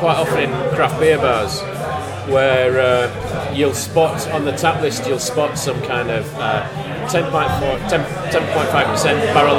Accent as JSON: {"language": "English", "region": "Yorkshire and the Humber", "country": "United Kingdom", "tie": "born or raised there", "said": "my hometown in Yorkshire"}